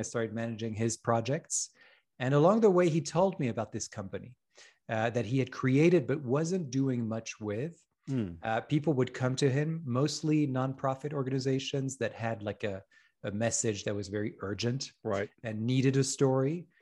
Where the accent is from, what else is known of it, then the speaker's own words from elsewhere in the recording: France; moved away as an adult; also born or lived in Paris / Hong Kong; I grew up in France